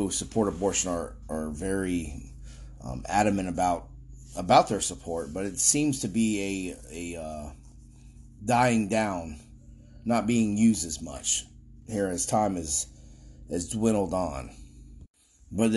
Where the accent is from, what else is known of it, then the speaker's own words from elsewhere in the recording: Florida, United States; Florida, my home state